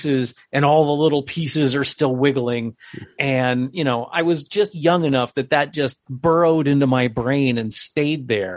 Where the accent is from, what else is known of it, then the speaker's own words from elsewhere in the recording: Connecticut, United States; moved away; I'm originally from Connecticut